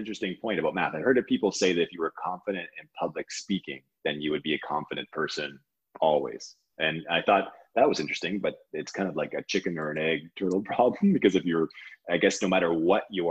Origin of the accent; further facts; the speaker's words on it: Sault Ste. Marie, Ontario, Canada; I grew up in Sault Ste. Marie